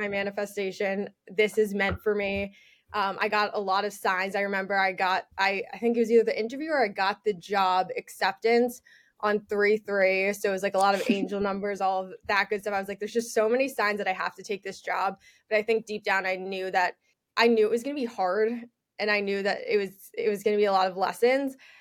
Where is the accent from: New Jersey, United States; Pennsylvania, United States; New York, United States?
New York, United States; also born or lived in Michigan; I am from New York, born and raised. I'm still there right now